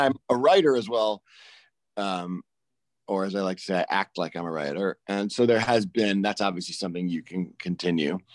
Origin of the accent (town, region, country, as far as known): Chicago, Illinois, United States; born or raised there; also born or lived in Maine